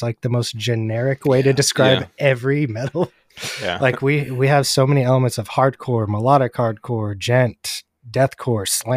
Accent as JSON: {"language": "English", "area": "Bay Area", "region": "California", "country": "United States", "tie": "born or raised there", "said": "I grew up in the Bay Area, so there was venues in every city"}